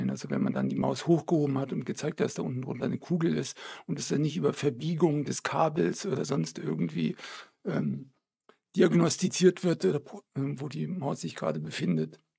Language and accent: German; Belgium; moved away as an adult; now in Erlangen, Germany; Belgien geboren. Meine Eltern sind gerade nach Belgien gezogen, kurz bevor ich geboren wurde. Und ähm, in Belgien ist es ein ganz üblicher Name.